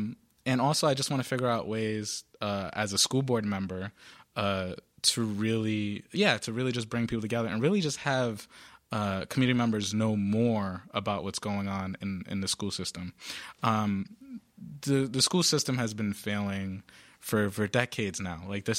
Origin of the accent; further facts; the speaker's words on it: Providence, Rhode Island, United States; Whereas, you know, I grew up in the South Side of Providence.